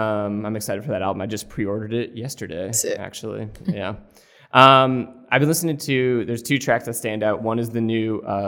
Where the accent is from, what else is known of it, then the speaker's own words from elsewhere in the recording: Winchester, Massachusetts, United States; A song about my home state.